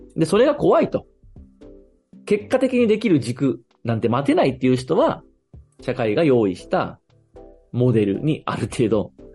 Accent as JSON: {"language": "Japanese", "region": "Fukui", "country": "Japan", "tie": "born or raised there", "moved": "yes", "lives_now": "Tokyo, Japan", "said": "自分が育った福井っていう地元"}